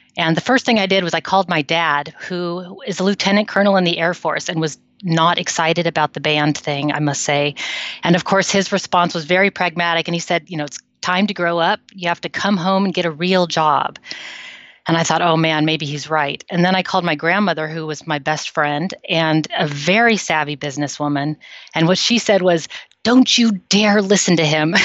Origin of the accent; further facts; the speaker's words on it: United States; now in Netherlands; I'm an American living in the Netherlands for a long time now